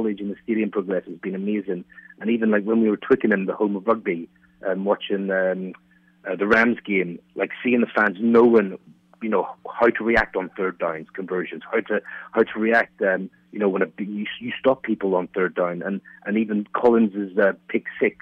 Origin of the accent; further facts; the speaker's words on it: Ireland; now in London, United Kingdom; I'm actually an Irish Giants fan. I'm living in London